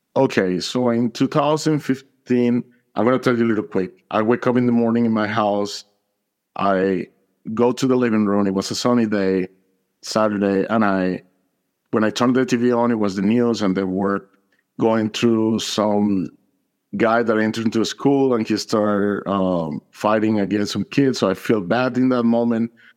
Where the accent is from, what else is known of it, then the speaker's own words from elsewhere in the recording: Atlanta, Georgia, United States; I'm from Atlanta, Georgia